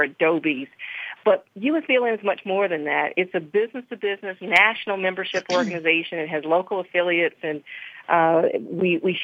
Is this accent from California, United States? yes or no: no; Thomasville, Georgia, United States; moved away; also born or lived in Jupiter, Florida / Richmond, Virginia; I am from Thomasville, Georgia, so I am from Southern Georgia